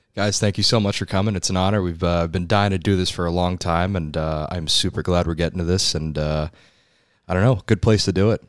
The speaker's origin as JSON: {"language": "English", "town": "Northport", "region": "New York", "country": "United States", "tie": "born or raised there", "moved": "as an adult", "lives_now": "Newport, United States", "said": "I grew up in Northport, New York"}